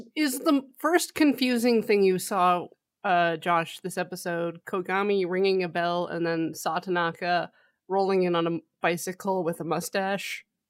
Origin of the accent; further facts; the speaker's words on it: Canada; we're Canadian